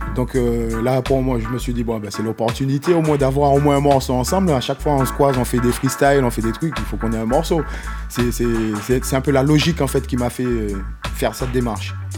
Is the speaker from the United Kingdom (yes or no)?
no; Martinique; chez moi en Martinique